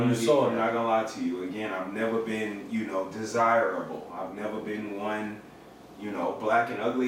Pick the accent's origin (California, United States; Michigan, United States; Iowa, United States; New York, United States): New York, United States; New York City; I'm from Bed-Stuy.